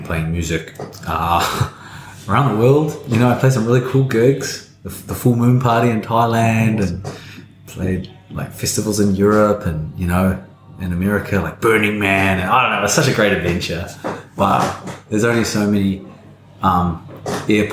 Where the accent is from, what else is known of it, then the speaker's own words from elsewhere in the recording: Tauranga, Bay of Plenty, New Zealand; I grew up in Tauranga, which most people will know is sort of like the retirement village of New Zealand